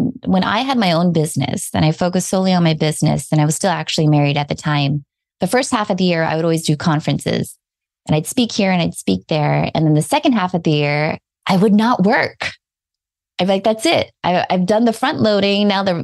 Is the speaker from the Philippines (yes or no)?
yes; Philippines; I'm Filipino